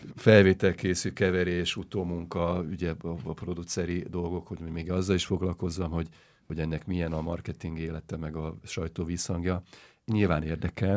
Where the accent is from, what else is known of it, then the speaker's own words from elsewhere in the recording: Hungary; Magyarországon születtem, gyerekkorom óta